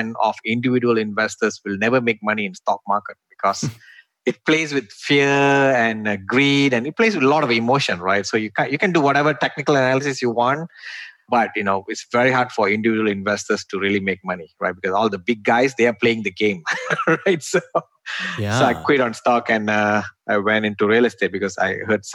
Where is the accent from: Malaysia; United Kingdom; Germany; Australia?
Malaysia; moved away as an adult; now in United States; I'm originally from Malaysia. And in Malaysia, like when I studied my electrical engineering